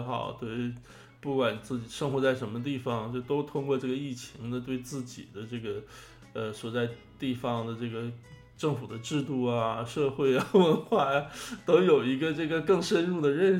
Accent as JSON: {"language": "Chinese", "town": "Jilin City", "region": "Jilin", "country": "China", "tie": "born or raised there", "said": "中国就是，你就比如说现在这个中国新热点到我的家乡了，哈，是从你的家乡到我家乡，那吉林市成为新热点了。"}